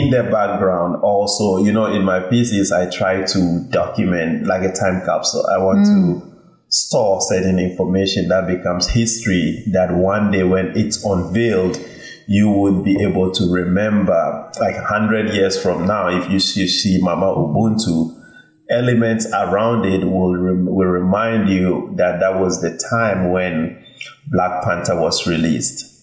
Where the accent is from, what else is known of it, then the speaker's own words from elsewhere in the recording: Kintampo, Bono East, Ghana; now in Bronx, United States; I was born in Ghana, in Kintampo, which is known for its waterfall